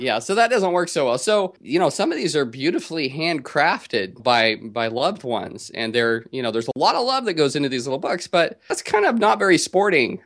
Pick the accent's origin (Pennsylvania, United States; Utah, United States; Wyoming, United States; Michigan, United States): Utah, United States; now in California, United States; growing up in Utah, and I did grow up Mormon in Utah